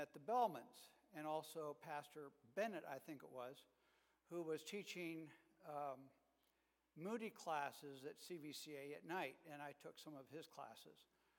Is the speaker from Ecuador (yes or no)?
yes; Ecuador; also born or lived in Colombia; now in Akron, United States; I was born in Colombia, raised in Ecuador. And so when I married Jan, we were kind of looking for a home, and Akron seemed to be the place.